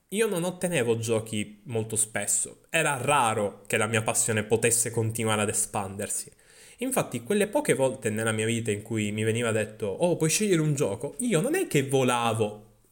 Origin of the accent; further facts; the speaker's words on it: Sicily, Italy; accent: Sicilian; la mia inflessione siciliana